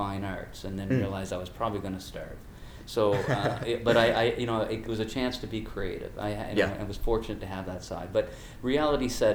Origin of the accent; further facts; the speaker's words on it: outside Halifax, Nova Scotia, Canada; moved away as an adult; now in Turks and Caicos Islands; in Halifax, Nova Scotia, small little fishing village type of setting outside of Halifax